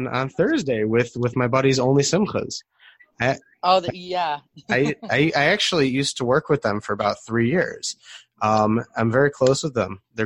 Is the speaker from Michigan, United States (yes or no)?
yes; Detroit, Michigan, United States; now in Israel; I'm originally from Detroit, Michigan.